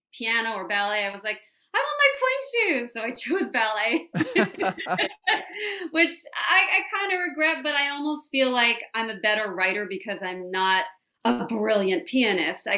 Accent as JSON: {"language": "English", "town": "New York City", "region": "New York", "country": "United States", "tie": "born or raised there", "also_born_or_lived": "Nashville", "said": "I grew up in a part of the city called Greenwich Village"}